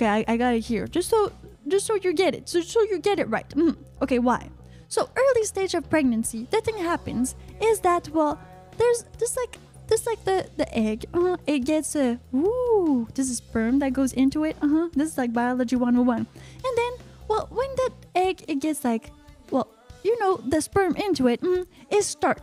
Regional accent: Canada; I'm from Canada

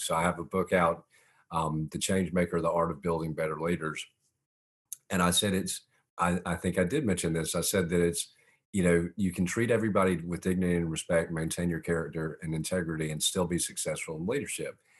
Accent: Augusta, Georgia, United States; also born or lived in Montreal, Canada; I was born in Montreal, Canada, moved to Augusta when I was four

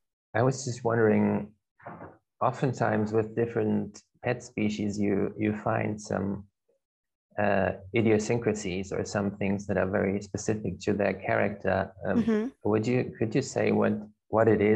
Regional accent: Germany; now in Nijmegen, Netherlands; from Germany. I'm studying psychology in Nijmegen in Holland

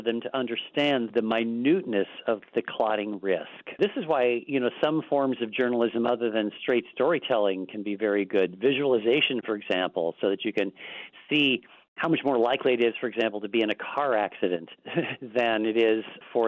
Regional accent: Midwest, United States; moved away; I'm the farmer in the group because I was born in the Midwest.

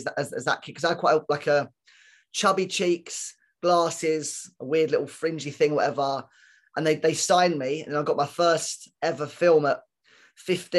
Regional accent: London, United Kingdom; I was in a secondary school in Southeast London

